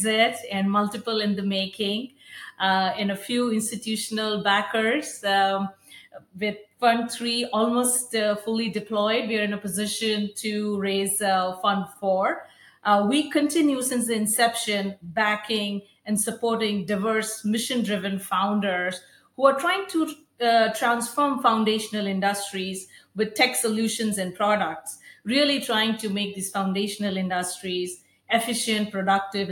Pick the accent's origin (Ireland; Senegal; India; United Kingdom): India; moved away as an adult; I grew up in India, went to school there